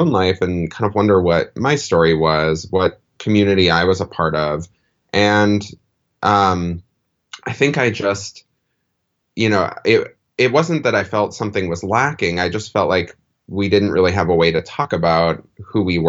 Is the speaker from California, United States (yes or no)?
no; Minnesota, United States; moved away as an adult; also born or lived in New England; I left actually 10 years ago, so it feels really nice to come back. It's where I'm from